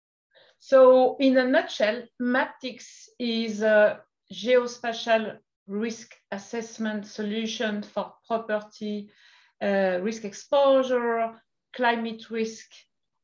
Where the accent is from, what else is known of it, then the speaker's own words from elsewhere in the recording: France; accent: French; English is a second language; moved away as an adult; also born or lived in Portugal / Brazil; now in United States; in France to start with, like you could imagine with my accent. And then I moved to the United States